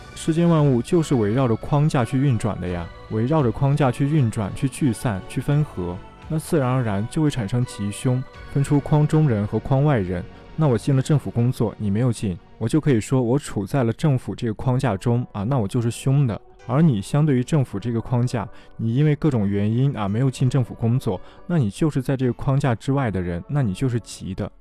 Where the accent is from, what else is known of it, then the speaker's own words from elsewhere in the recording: China; 我们中国十二个生肖